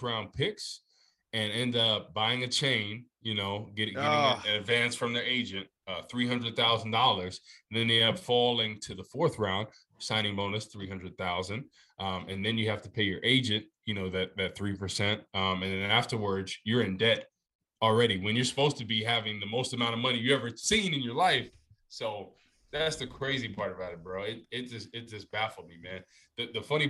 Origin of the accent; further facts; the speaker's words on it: New Jersey, United States; moved away; I was raised in Jersey, man, North Jersey